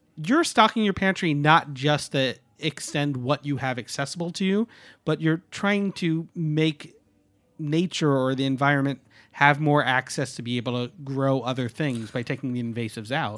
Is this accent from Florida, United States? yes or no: no; the Hudson, New York, United States; I grew up on the Hudson and learned how to fillet a shad at a very young age